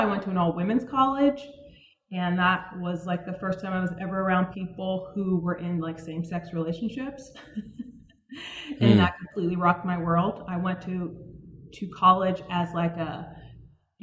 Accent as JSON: {"language": "English", "town": "Suitland", "region": "Maryland", "country": "United States", "tie": "born or raised there", "said": "So I'm originally from Maryland. I grew up in a town right outside of Washington, D.C. called Suitland"}